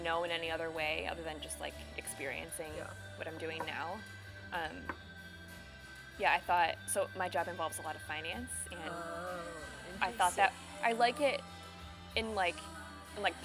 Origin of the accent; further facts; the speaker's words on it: Michigan, United States; moved away as an adult; also born or lived in Chicago / Seattle; now in Portland, United States; I'm from Michigan originally